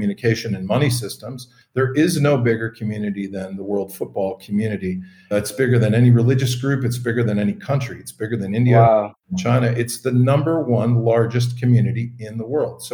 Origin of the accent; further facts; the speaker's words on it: Calgary, Alberta, Canada; I'm originally from Calgary, Alberta in Canada.